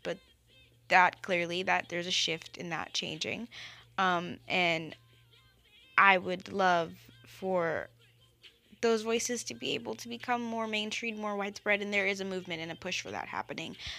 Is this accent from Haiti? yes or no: yes; Haiti; now in Washington, D.C., United States; my home country, Haiti.